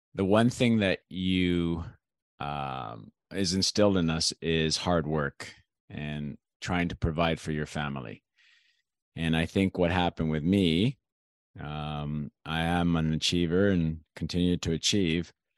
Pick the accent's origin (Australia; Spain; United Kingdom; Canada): Canada; also born or lived in Greece; i was born in canada but i've actually lived in greece